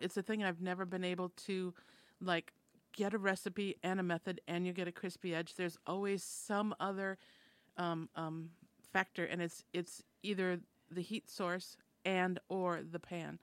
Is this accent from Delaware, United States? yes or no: no; Minnesota, United States; I'm from Minnesota, and that's a Scandinavian settled society